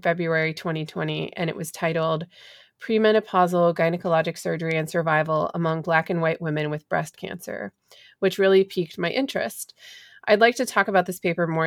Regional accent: Kentucky, United States; I'm actually from Kentucky

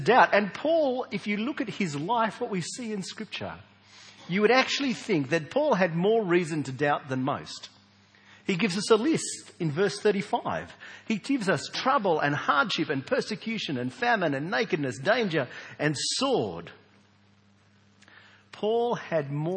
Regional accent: Australia; we Australians

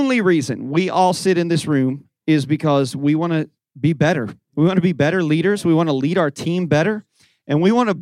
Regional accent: Indiana, United States; moved away as an adult; also born or lived in Southwest Florida; now in Fort Myers, United States; my wife and I moved to Southwest Florida, born and raised in Indiana, moved 17 years ago

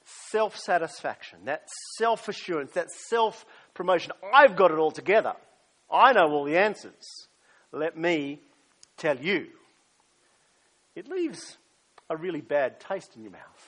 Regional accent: Australia; also born or lived in United States; as an Australian

